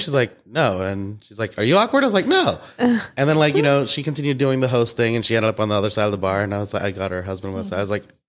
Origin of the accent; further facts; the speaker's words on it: United States; moved away as an adult; now in Pittsburgh, United States; we're from Pittsburgh. I moved to Pittsburgh for college from, like, you know, 70 miles away.